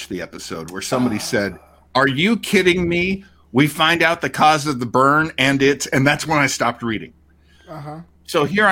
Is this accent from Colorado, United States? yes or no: no; Portsmouth, New Hampshire, United States; now in Los Angeles, United States; that's where I'm from. I'm from Portsmouth. I went to Portsmouth High School.